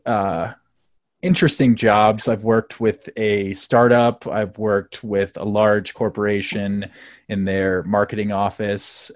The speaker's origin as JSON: {"language": "English", "town": "South Bend", "region": "Indiana", "country": "United States", "moved": "as an adult", "lives_now": "Colorado, United States", "said": "I'm originally from South Bend, Indiana, uh, which is uh, probably the greatest town in the world"}